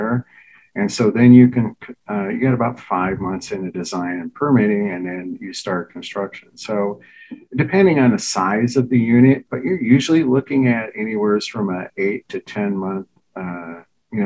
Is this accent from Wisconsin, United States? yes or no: yes; Baldwin, Wisconsin, United States; we were raised in Baldwin, Wisconsin, which is, outside of St. Paul, about 30 miles